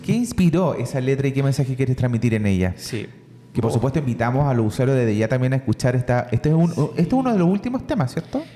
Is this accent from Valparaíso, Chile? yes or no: no; Lota, Biobío, Chile; yo también soy de Lota